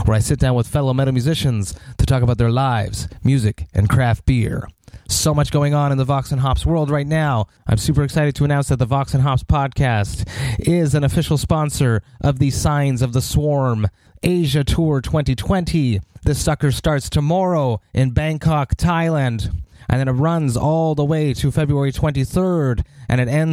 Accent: Montreal, Quebec, Canada; my hometown, in Montreal, Quebec

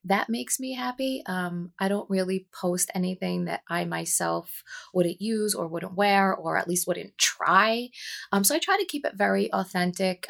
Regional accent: New Jersey, United States; born and raised, um, in New Jersey

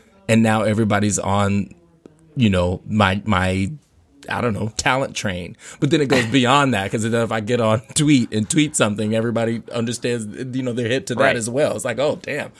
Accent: Anchorage, Alaska, United States; also born or lived in Louisiana; I moved to Alaska from Louisiana when I was about 10 or 11, you know.

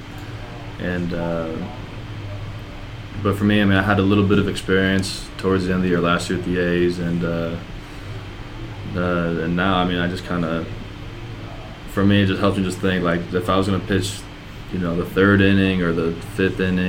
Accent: Iowa, United States; also born or lived in Minnesota; I was just born in Minnesota, but I grew up in Iowa

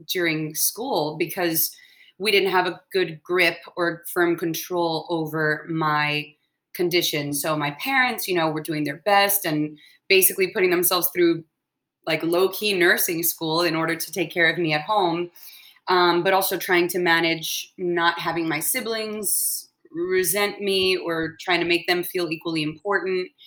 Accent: Atlanta, Georgia, United States; born there; I was born in Atlanta, Georgia, so my whole family we were over there um, for the Olympics.

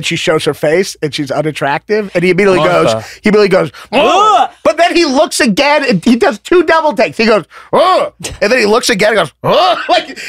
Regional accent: Kentucky, United States; I'm from Kentucky.

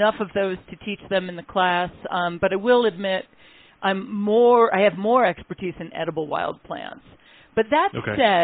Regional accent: Connecticut, United States; moved away as an adult; also born or lived in upstate New York; I grew up in Connecticut, and I went to school in upstate New York

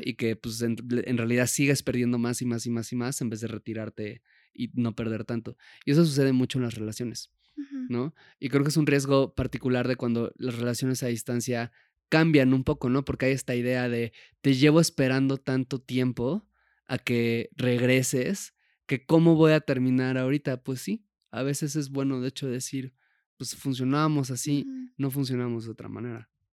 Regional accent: Puebla, Mexico; moved away; cuando yo me fui de Puebla, que es de donde crecí

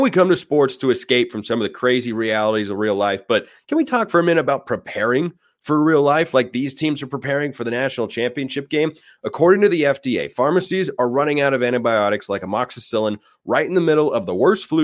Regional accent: Oregon, United States; moved away; I'm, I'm from Oregon originally

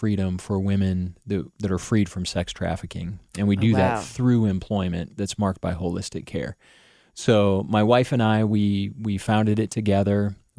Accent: Illinois, United States; now in Cincinnati, United States; We moved here from Illinois, okay. And we have grown to love the city. We've been here now for over a decade.

